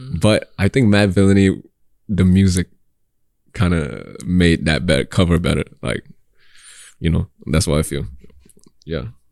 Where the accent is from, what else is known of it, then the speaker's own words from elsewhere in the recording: Singapore; I'm Singaporean